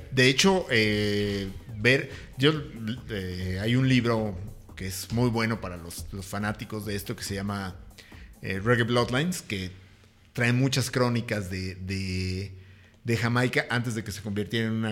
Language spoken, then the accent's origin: Spanish; Tacubaya, Mexico City, Mexico; Yo soy de Aragón. No, yo soy Tacubaya.